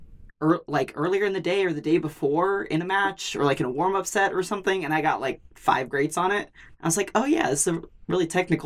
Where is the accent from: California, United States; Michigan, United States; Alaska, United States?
California, United States; Fresno; we grew up kind of in Fresno